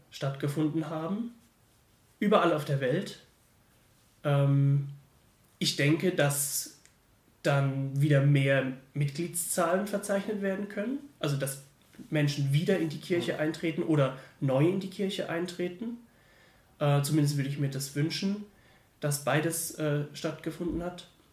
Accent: Mannheim, Baden-Württemberg, Germany; now in Heidelberg, Germany; Ich komme eigentlich aus Mannheim, studiere nur gerade in Heidelberg

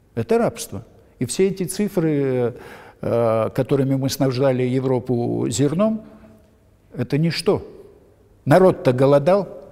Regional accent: Odesa, Odesa Oblast, Ukraine; moved away as an adult; now in Moscow, Russia; я одессит

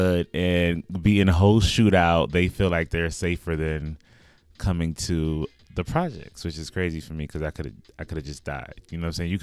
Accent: New York City, New York, United States; where I grew up in Brooklyn, by the way, I'm from Brooklyn

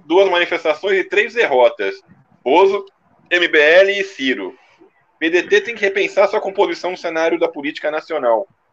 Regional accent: São Paulo, Brazil; eu como paulista

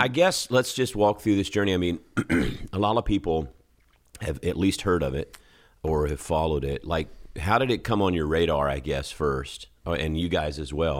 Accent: Columbus, Georgia, United States; in Columbus, Georgia, same town, my hometown

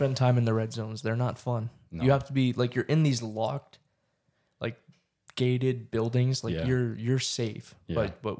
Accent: San Juan del Obispo, Sacatepéquez, Guatemala; San Juan del Obispo. That's where I lived, man. Mm-hmm. It's my hometown.

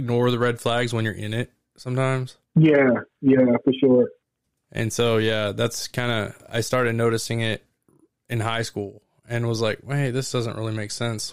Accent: Oklahoma, United States; I am from Oklahoma

